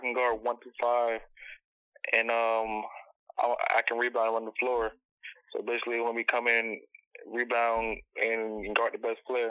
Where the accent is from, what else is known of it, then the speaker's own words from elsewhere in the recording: Savannah, Georgia, United States; I'm from Savannah, Georgia.